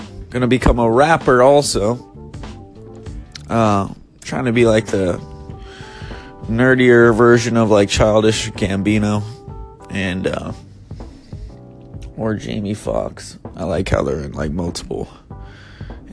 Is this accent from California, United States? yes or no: yes; Bay Area, California, United States; moved away as an adult; now in Los Angeles, United States; I'm from the Bay Area, but I just moved down